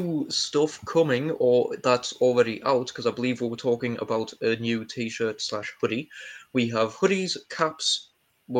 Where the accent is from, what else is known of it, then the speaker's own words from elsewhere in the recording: United Kingdom; I'm British